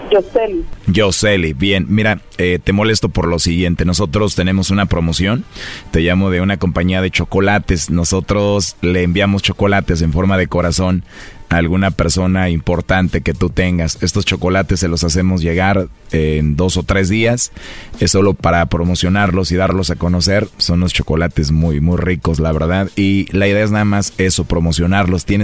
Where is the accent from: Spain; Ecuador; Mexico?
Mexico; Eh, yo soy de México, mexicano.